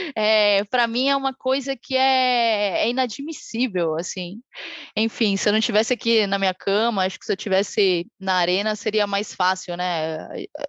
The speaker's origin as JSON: {"language": "Portuguese", "country": "Brazil", "said": "E a gente vive tempos de desilusão sendo brasileiro"}